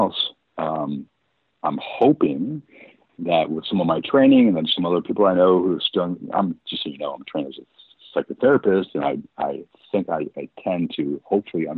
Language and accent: English; United States; as an American